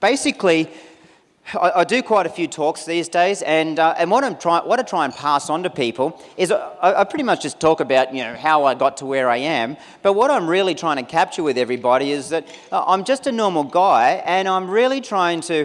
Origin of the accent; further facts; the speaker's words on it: Newcastle, New South Wales, Australia; also born or lived in United States; I'm actually from the Newcastle region. Grew up, basically around Lake Macquarie